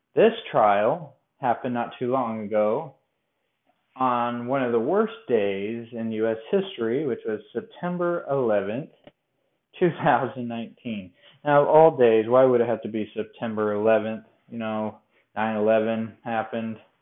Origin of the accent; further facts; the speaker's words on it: Colorado, United States; now in Bowling Green, United States; I'm from Colorado